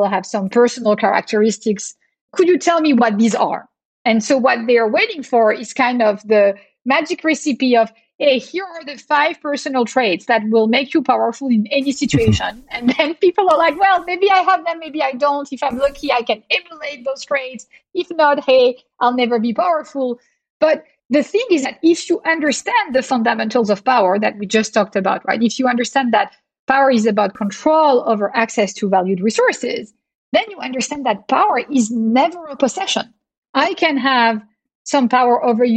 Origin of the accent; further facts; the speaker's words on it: Marseille, Provence-Alpes-Côte d'Azur, France; English is a second language; now in Boston, United States; I actually grew up in Marseille, a bustling port city in the south of France